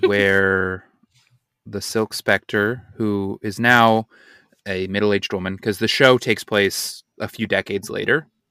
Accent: Utah, United States; I'm from Utah

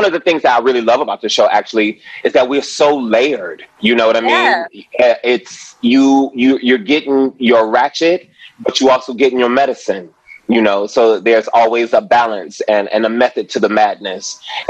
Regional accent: Detroit, Michigan, United States; I'm from Detroit, so I don't let a mofo try me.

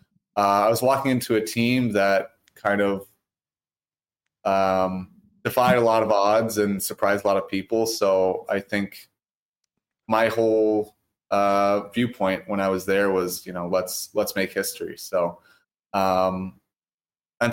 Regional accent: Virginia, United States; also born or lived in Pennsylvania; now in Winnipeg, Canada; I grew up in Virginia, played hockey

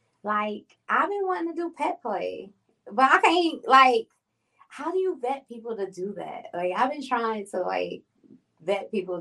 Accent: New York, United States; now in North Carolina, United States; Yes, I've been in Carolina for about 4 years now, too.

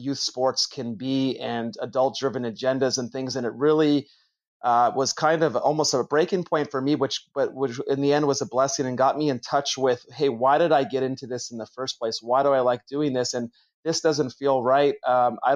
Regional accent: Toronto, Ontario, Canada; moved away as an adult; now in California, United States; I'm originally from Toronto, from Canada.

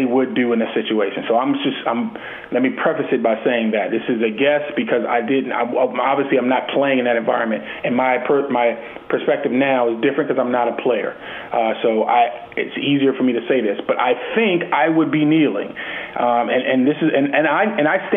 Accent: United States; we're both from America

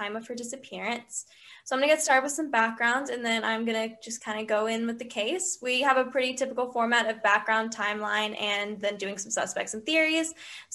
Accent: Atlanta, Georgia, United States; we're from Atlanta, Georgia. We're juniors in high school.

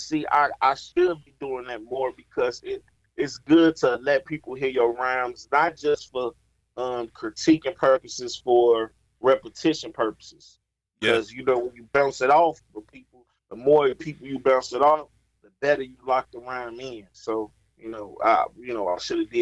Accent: Chicago, Illinois, United States; I'm from Chicago.

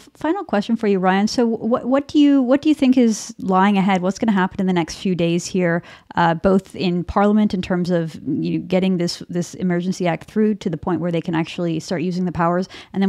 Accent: Vancouver, British Columbia, Canada; my hometown of Vancouver

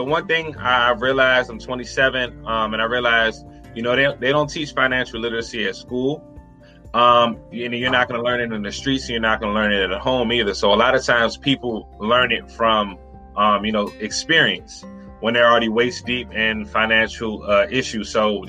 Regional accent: Washington, District of Columbia, United States; I'm from Washington, D.C.

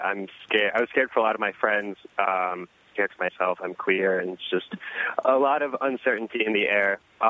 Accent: New York City, New York, United States; English is a second language; now in Millstone, United States; here as Jewish refugees, and I'm first-generation American, and I was raised in Brooklyn, and the community that I grew up in, we were a Russian community, and I didn't speak English till I was 5 and went to public school there.

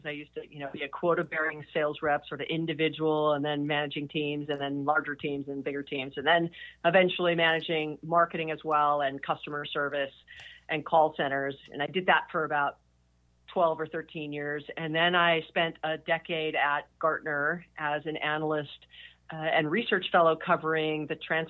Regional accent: Hawaii, United States; I was born and raised in Hawaii

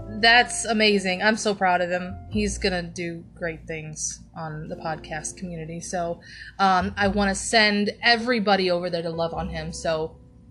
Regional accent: Ohio, United States; in my hometown in Ohio

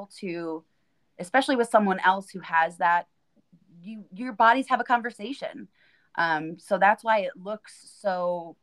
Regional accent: Pennsylvania, United States; now in New York, United States; I'm originally from Pennsylvania

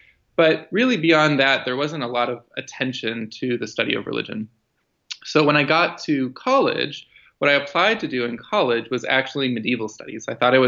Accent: outside Chicago, Illinois, United States; growing up outside Chicago. My mom is Italian Roman Catholic. My dad is a humanist Jew from New York. And their parenting style was to raise my brother and I with exposure to both traditions.

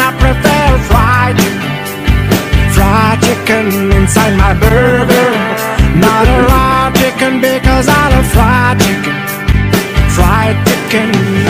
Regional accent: United States; I'm American, so you can blame me, but I will not eat in your gourmet restaurant.

